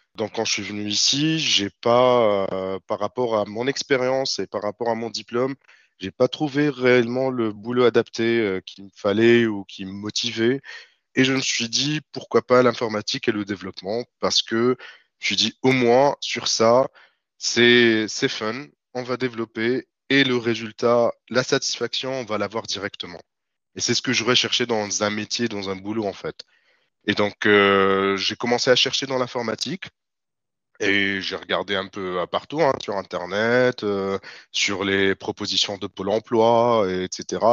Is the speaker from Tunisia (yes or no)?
yes; Tunis, Tunis Governorate, Tunisia; moved away as an adult; now in France; Je suis né à Tunis, j'ai grandi à Tunis et je suis venu en France en 2018